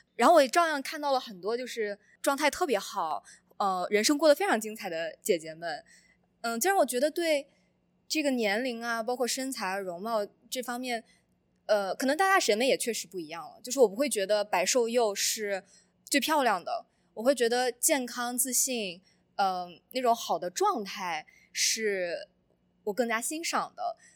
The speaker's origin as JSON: {"language": "Chinese", "region": "Shandong", "country": "China", "moved": "as an adult", "lives_now": "United States", "said": "我之前作为一个传统的山东人"}